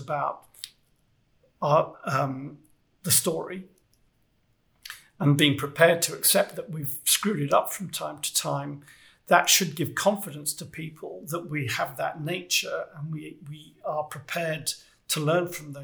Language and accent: English; United Kingdom; I'm British